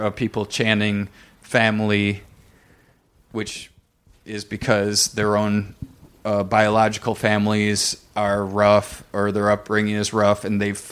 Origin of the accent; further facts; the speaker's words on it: Blissfield, Michigan, United States; moved away; I'm from Blissfield, Michigan, which is full farms